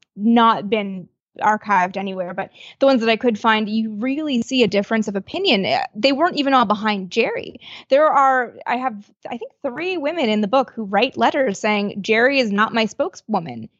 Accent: Canada; I'm from Canada

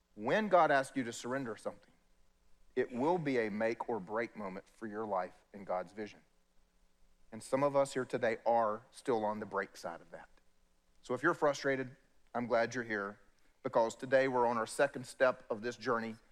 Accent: South Carolina, United States; I'm from South Carolina

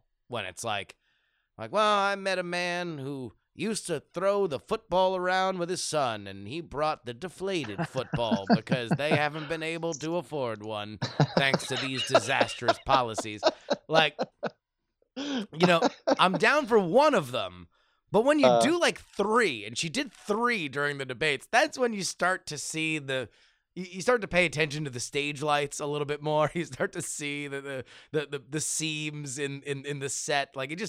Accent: Minnesota, United States; I'm from Minnesota. Minnesota's basically Iowa. We're the same people.

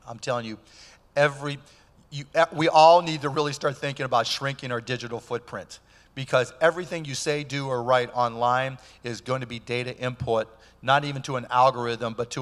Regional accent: Pittsburgh, Pennsylvania, United States; I grew up in Pittsburgh

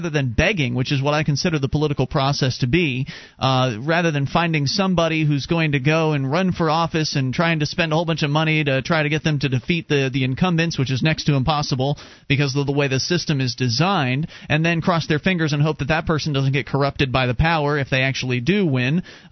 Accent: Sarasota, Florida, United States; moved away as an adult; now in New Hampshire, United States; I used to live down in Sarasota. I was born and raised down there, lived there for 26 years of my life, and then back in 2006 decided to move to New Hampshire

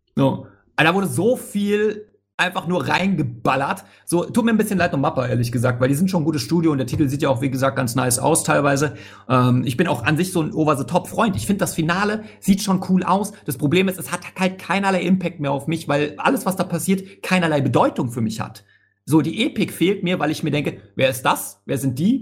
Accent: Hamburg, Germany; ich bin Hamburger, tatsächlich

